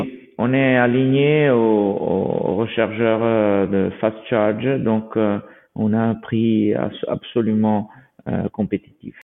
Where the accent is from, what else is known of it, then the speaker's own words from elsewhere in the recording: Italy; nous sommes italiens